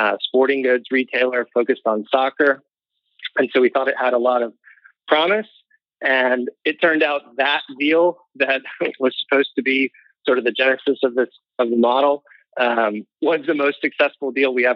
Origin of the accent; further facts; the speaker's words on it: Missouri, United States; also born or lived in San Diego; Missouri, where we're all from